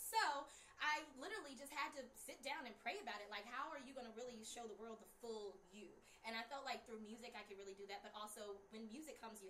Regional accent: South Carolina, United States; Carolina, also a town that's small.

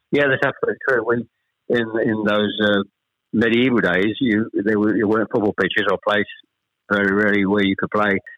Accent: Chelmsford, East of England, United Kingdom; also born or lived in Ashton-under-Lyne, Greater Manchester; We actually moved south from Manchester. We, we, I was born in Ashton under Lyne. We actually moved south to Chelmsford when I was probably I was the eldest of three when I was probably about seven or eight

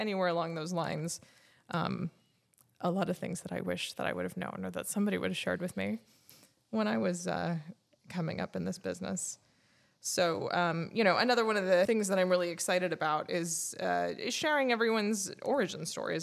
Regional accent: Fontana, California, United States; also born or lived in Fullerton, California / Orange County, California; I grew up in Fontana, California, which is probably one of the least exciting places

